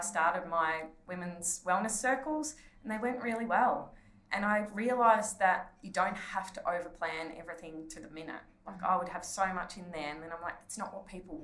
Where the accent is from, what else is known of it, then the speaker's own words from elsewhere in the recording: Ballarat, Victoria, Australia; in Ballarat, in like close to my hometown